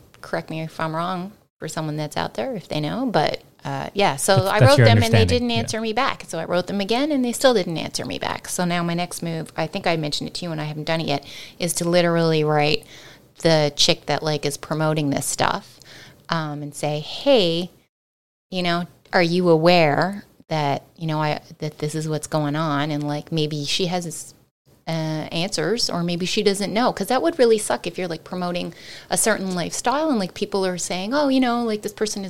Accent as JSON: {"language": "English", "region": "Newfoundland and Labrador", "country": "Canada", "tie": "born or raised there", "said": "I definitely realized growing up in Newfoundland that there were certain expressions that I heard"}